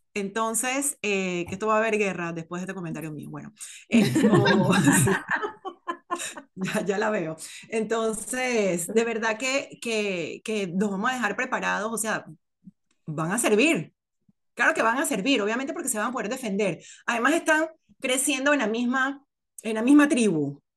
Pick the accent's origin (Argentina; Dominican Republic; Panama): Panama; moved away as an adult; now in United States; yo me fui de Panamá con 27, 26 años